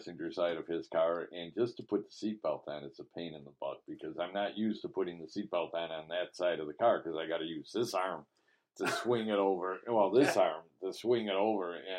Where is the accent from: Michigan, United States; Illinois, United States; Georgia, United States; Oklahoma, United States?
Illinois, United States; outside of Chicago; I grew up outside of Chicago